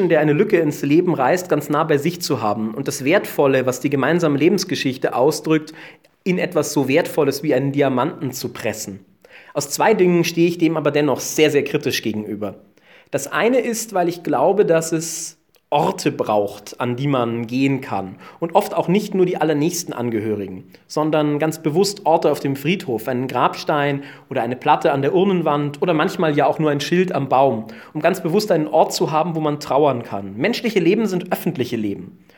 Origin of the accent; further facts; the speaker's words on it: Munich, Bavaria, Germany; born there; Ich bin Münchnerin von Geburt an und wir haben zwei Familien, äh, sogar drei Familiengräber in München.